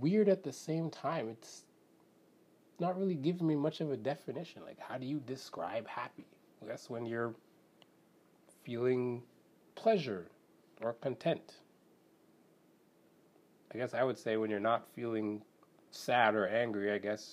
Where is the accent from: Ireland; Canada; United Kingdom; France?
Canada; I'm Canadian